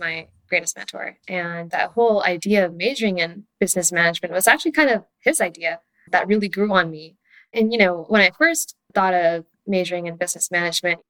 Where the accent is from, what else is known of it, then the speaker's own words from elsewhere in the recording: Palo Alto, California, United States; I was born and raised in the Bay Area right here in Palo Alto